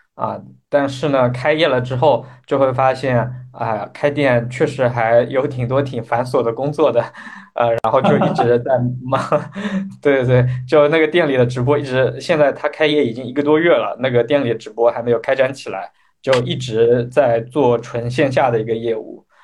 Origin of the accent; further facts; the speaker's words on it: Anji, Zhejiang, China; 我老家是在浙江安吉这边，我们这边是个大农村啊